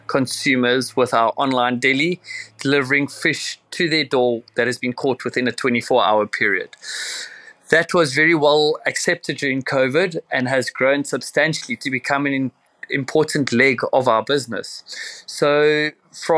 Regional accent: Cape Town, Western Cape, South Africa; I'm from Cape Town, South Africa

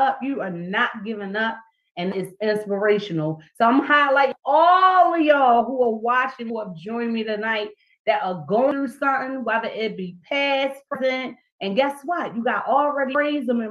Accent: Baltimore, Maryland, United States; my hometown is right here, Baltimore, Maryland.

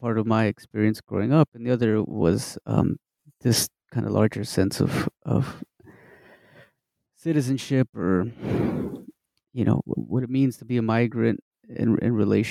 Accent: Midland, Texas, United States; I'm originally from Texas, from West Texas, little town called Midland

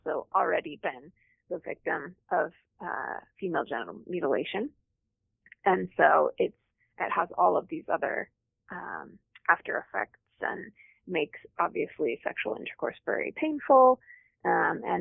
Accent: Utah, United States; I'm from Utah

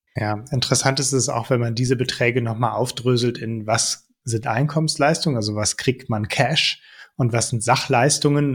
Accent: Netherlands; now in Germany; ich bin auch in den Niederlanden aufgewachsen

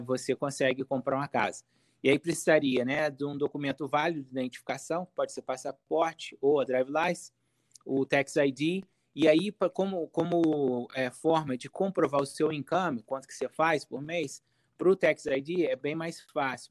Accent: Volta Redonda, Rio de Janeiro, Brazil; accent: carioca; moved away as an adult; now in United States; eu sou do estado do Rio, Volta Redonda, estado do Rio.

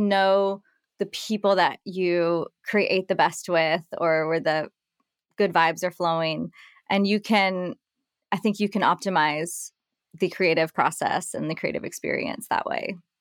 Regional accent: Nashville, Tennessee, United States; moved away as an adult; also born or lived in New York City / France; I was raised, born and raised in Nashville and grew up, uh, in the country music scene

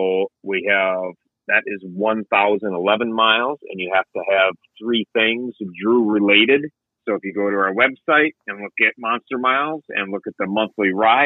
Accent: Minnesota, United States; I'm from Minnesota.

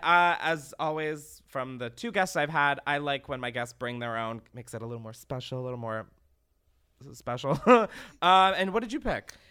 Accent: Delaware, United States; I grew up literally in Delaware, no ties to entertainment, anything.

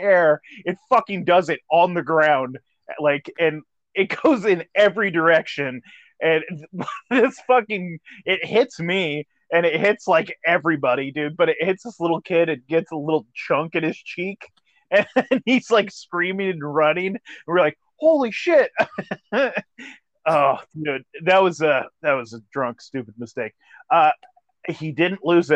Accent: California, United States; moved away; I'm from California

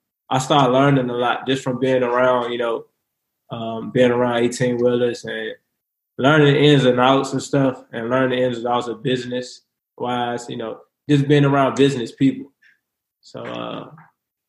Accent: Richmond, Virginia, United States; I'm from Richmond, Virginia. I grew up in Richmond, Virginia.

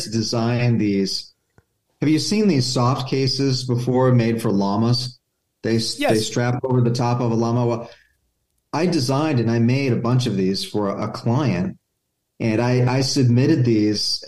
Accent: La Crescenta, California, United States; also born or lived in Vietnam; I grew up in La Crescenta

